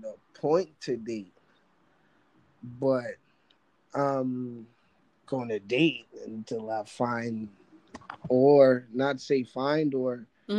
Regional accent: New York, United States; This is New York. I'm from New York.

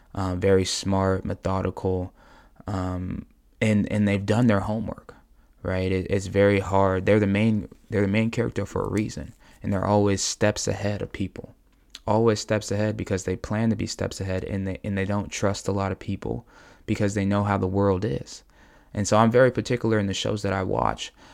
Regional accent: United States; as American people

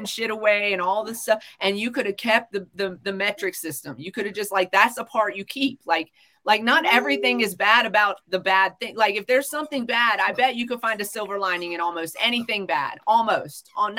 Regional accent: United States; as an American

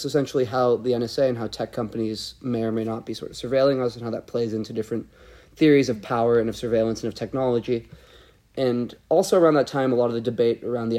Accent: Portland, Oregon, United States; moved away as an adult; also born or lived in Utah; I use he, him pronouns. I'm originally from Portland, Oregon

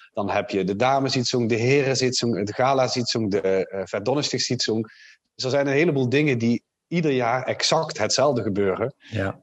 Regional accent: Limburg, Netherlands; born or raised there; also born or lived in Geldrop, North Brabant / Nuenen, North Brabant / Kerkrade / Maastricht

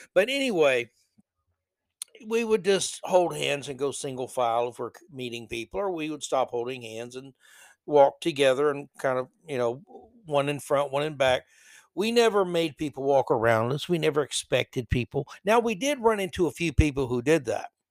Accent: New York City, New York, United States; I'm from New York City

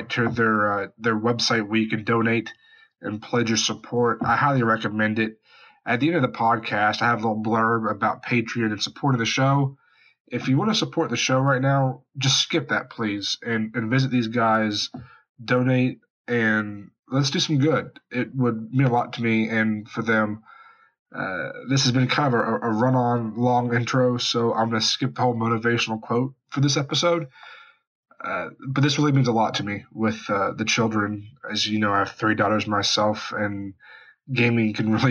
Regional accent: West Virginia, United States; moved away; Huntington, West Virginia, my home state

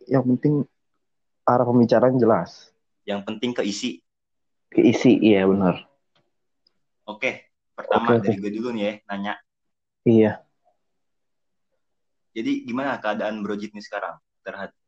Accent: Ciamis, West Java, Indonesia; Iya gue masih di kampung gue nih biasa. Gue juga terisolasi di sini.

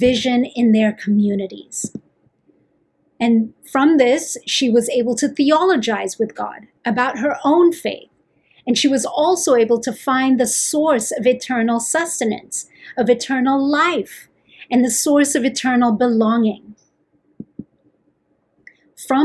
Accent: Philippines; moved away as an adult; now in United States; as a Filipina. When I migrated here to the US 8 years ago

